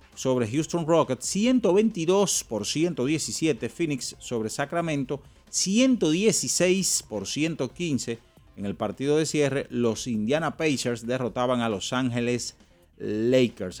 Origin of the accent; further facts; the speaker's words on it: Santo Domingo, Distrito Nacional, Dominican Republic; donde yo me crié, en la Respaldo 16